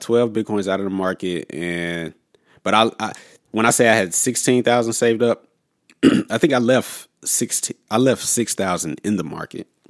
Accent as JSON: {"language": "English", "town": "St. Louis", "region": "Missouri", "country": "United States", "also_born_or_lived": "Los Angeles", "said": "I'm originally from Saint Louis, so I basically, I just went back home"}